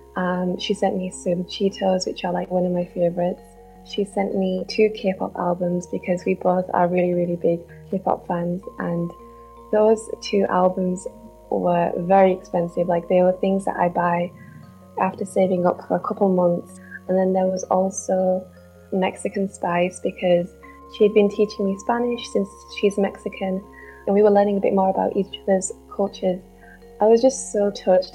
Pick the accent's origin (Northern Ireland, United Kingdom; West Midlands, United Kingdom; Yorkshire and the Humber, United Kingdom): Yorkshire and the Humber, United Kingdom; Bradford; I'm from Bradford